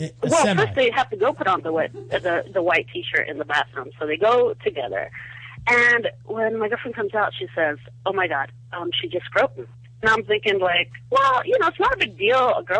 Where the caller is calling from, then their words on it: Southern California, United States; I'm calling from Southern California.